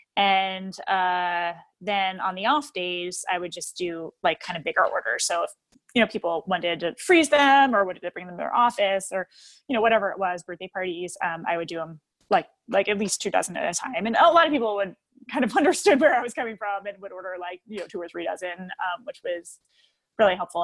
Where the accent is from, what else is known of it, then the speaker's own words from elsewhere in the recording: New Jersey, United States; moved away as an adult; now in Oak Park, United States; my hometown, like that was, we had a bunch of home, mom and pop bagel stores